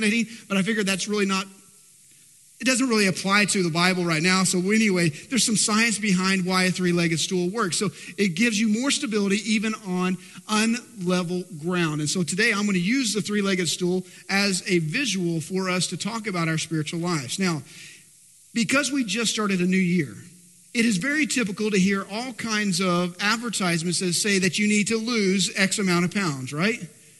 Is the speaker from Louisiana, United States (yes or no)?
no; Texas, United States; I live in Texas and born and bred Texan